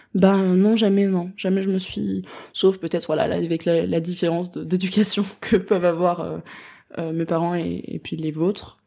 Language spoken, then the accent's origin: French; Strasbourg, Grand Est, France; moved away as an adult; now in Paris, France; je suis née, j'ai grandi à Strasbourg jusqu'à mes 18 ans.